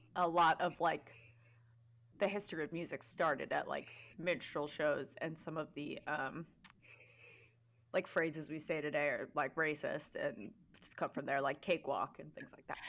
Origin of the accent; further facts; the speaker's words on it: New York, United States; we are from New York